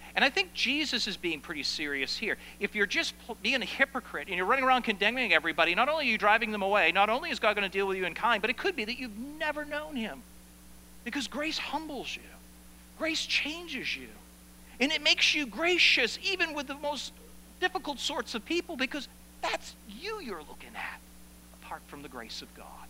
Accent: Maine, United States; moved away; I come from Maine.

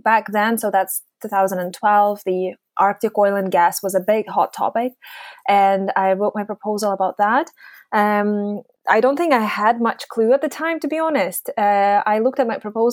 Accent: Yalta, Crimea, Ukraine; moved away as an adult; also born or lived in Groningen, Netherlands; now in Aberdeen, United Kingdom; I grew up in a small town called Yalta

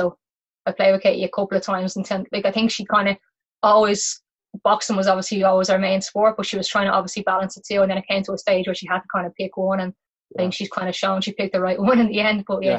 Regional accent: Ireland; Like most parents growing up in Ireland, bringing their kids everywhere.

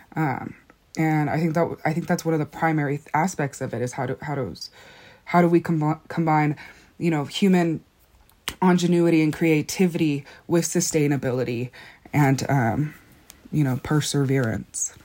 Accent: Black Mesa, Arizona, United States; I'm from Black Mesa

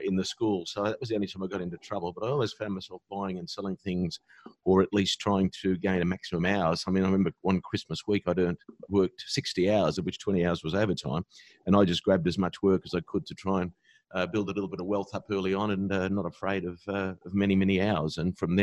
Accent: Sydney, New South Wales, Australia; born or raised there; also born or lived in Birmingham, England

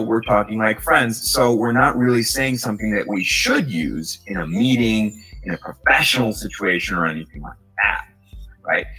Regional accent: New York, United States; So I'm from New York, and something that's very common that we say is mad as a form of emphasis

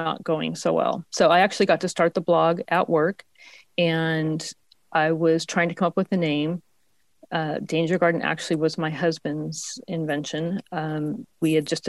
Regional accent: Spokane, Washington, United States; also born or lived in Seattle, Washington; now in Portland, United States; I was born in Spokane, Washington, which is zone 5

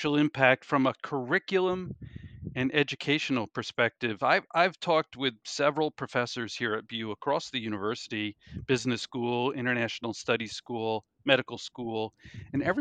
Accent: New York, United States; now in Boston, United States; I'm a New Yorker

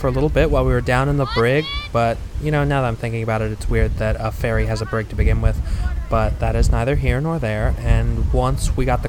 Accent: Chicago, Illinois, United States; People ask me where I'm from. I tell them I grew up in Chicago. But the truth is, I moved around a lot when I was a kid.

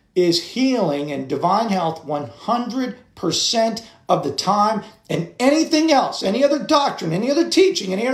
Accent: United States; I function in the world as an American citizen

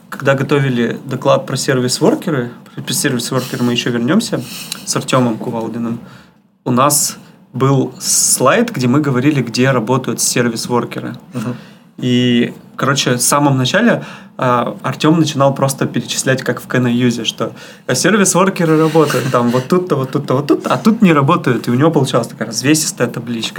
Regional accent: Yekaterinburg, Sverdlovsk Oblast, Russia

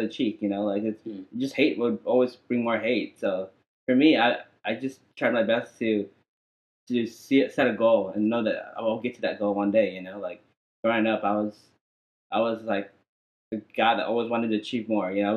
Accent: Amarillo, Texas, United States; also born or lived in Vietnam; I came to America like probably like around 2 or 3 years old. Yeah, and I was raised in Amarillo

